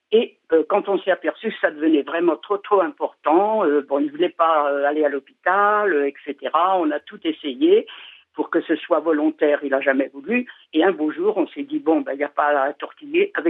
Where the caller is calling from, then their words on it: Paris, Île-de-France, France; Je suis de Paris, mais actuellement je suis à Châteauroux.